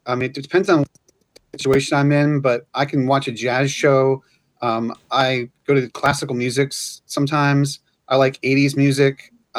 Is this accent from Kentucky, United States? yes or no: no; Pennsylvania, United States; moved away as an adult; now in Orlando, United States; I'm originally from Pennsylvania, but I've lived here for the past 10 years or so.